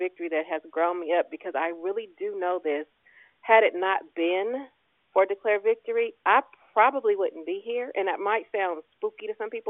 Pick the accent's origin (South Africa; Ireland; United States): United States; Richmond, California; growing up in Richmond